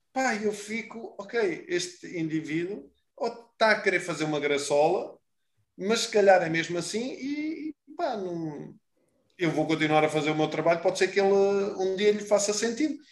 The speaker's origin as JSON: {"language": "Portuguese", "country": "Portugal", "said": "nós somos muito bons, enquanto portugueses"}